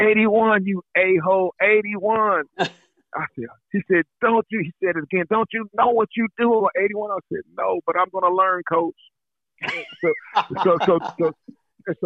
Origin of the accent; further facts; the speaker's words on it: Indianapolis, Indiana, United States; growing up in Indianapolis, Indiana.